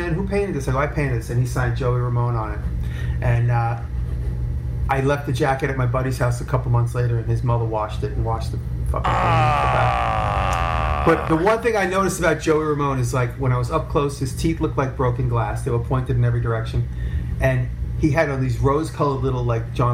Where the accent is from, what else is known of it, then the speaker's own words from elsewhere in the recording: Long Island, New York, United States; I grew up in Long Island, and I moved to the city.